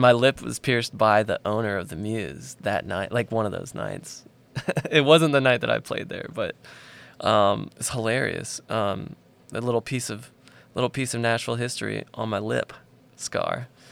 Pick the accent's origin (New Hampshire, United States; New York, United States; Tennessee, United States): Tennessee, United States; Nashville; I grew up outside of Nashville, about fifteen minutes south.